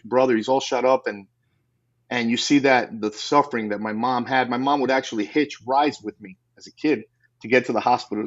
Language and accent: English; New York, United States; growing up in New York as a kid